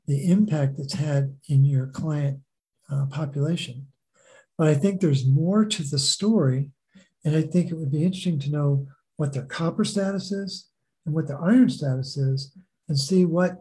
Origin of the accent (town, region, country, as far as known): Baltimore, Maryland, United States; born or raised there